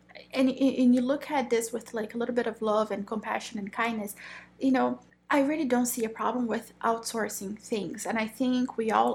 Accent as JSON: {"language": "English", "country": "Brazil", "moved": "yes", "said": "I am originally from Brazil"}